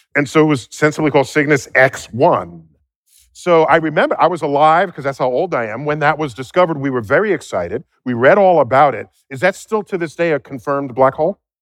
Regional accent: New York City, New York, United States; We are both from the Bronx

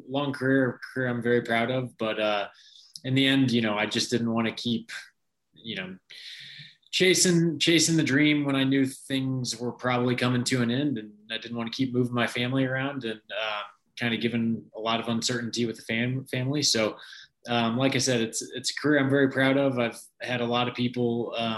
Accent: Kansas City, United States; I'm Kansas City born and raised

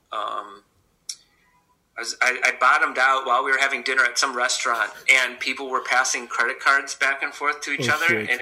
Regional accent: Cleveland, Ohio, United States; growing up in Cleveland

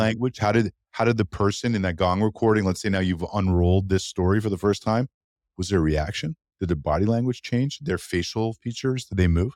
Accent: Canada; as a Canadian

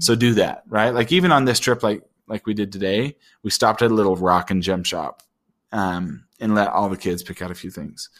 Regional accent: Utah, United States; I grew up in Utah

